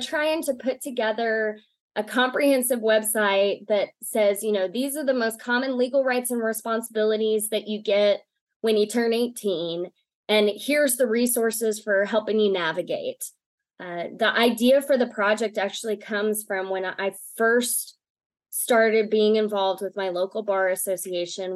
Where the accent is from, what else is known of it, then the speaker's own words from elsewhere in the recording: East Texas, United States; now in Lubbock, United States; originally I'm from East Texas